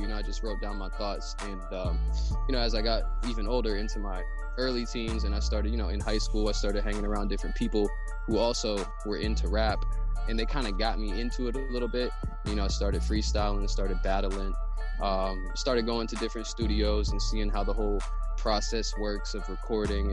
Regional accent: Erie, Pennsylvania, United States; I'm from Erie, PA, which is Erie, Pennsylvania.

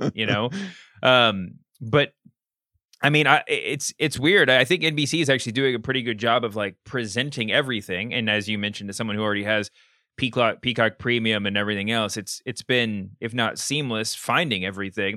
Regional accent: Kentucky, United States; I grew up in Kentucky where, um, Colonel is an official state awarded designation

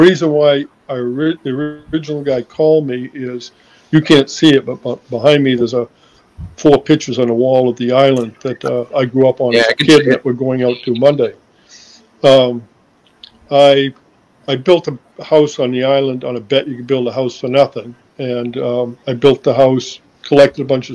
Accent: Boston, Massachusetts, United States; I was from Boston

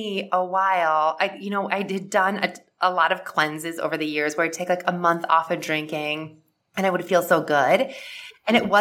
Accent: Midwest, United States; I grew up in the Midwest and with like a typical like Midwest family

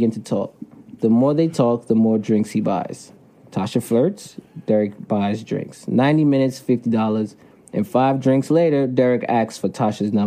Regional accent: New York City, New York, United States; where I grew up in New York City

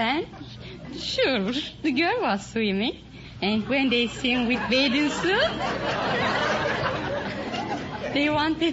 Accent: Istanbul, Turkey; English is a second language; moved away; From Istanbul

